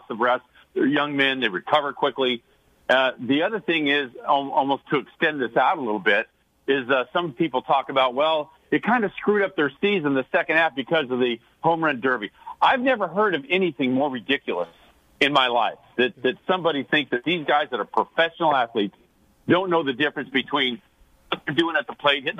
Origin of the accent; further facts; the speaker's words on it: Sacramento, California, United States; growing up in Sacramento